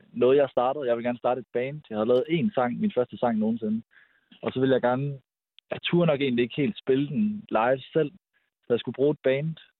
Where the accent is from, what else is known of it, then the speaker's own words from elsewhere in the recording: Aarhus, Central Denmark Region, Denmark; now in Copenhagen, Denmark; Vi er oprindeligt fra Aarhus